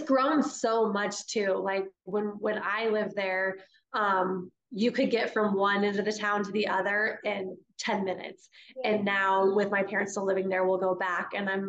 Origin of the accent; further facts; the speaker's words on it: Fort Collins, Colorado, United States; moved away as an adult; now in Sedalia, United States; I was born and raised in Fort Collins, which is about 2 hours north of us.